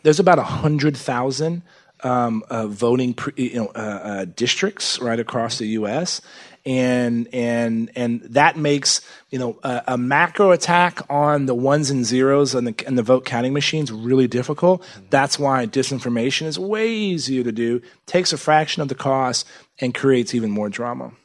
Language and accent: English; Texas, United States; born or raised there